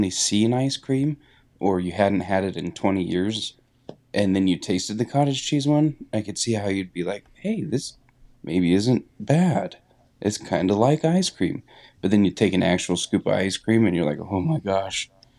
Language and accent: English; Wisconsin, United States; I'm from Wisconsin.